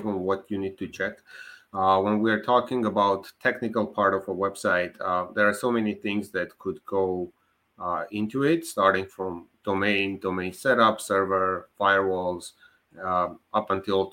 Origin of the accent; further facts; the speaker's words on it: Armenia; moved away; I was born in Armenia. I graduated my university there